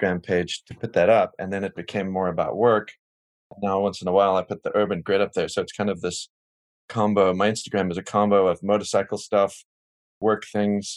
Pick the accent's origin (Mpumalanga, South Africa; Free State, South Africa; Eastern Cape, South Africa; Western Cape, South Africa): Western Cape, South Africa; Cape Town; moved away; I grew up in Cape Town, South Africa, and it was during the apartheid era